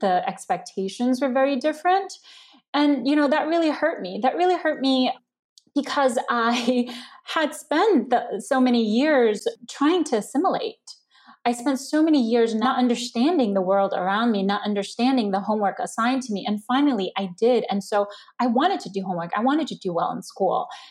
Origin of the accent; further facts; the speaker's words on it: New York City, New York, United States; English is a second language; also born or lived in China; a Chinese immigrant growing up in Queens